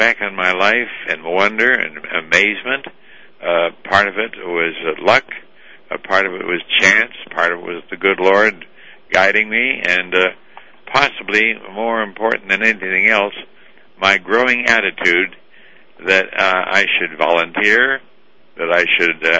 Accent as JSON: {"language": "English", "town": "Moose Jaw", "region": "Saskatchewan", "country": "Canada", "tie": "born or raised there", "said": "I was born in Moose Jaw, Saskatchewan, Canada, and abandoned as an orphan with no name"}